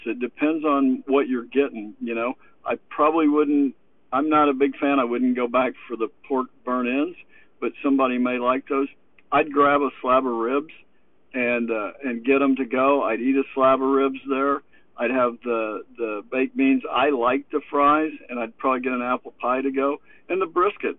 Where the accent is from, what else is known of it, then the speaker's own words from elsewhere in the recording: Kansas City, Missouri, United States; We grew up in Kansas City